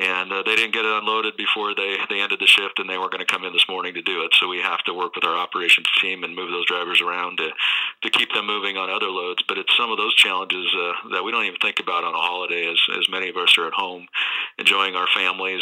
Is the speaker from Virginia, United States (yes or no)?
no; Nebraska, United States; moved away as an adult; also born or lived in Denver, Colorado; I'm originally from Nebraska. I lived in Denver at the time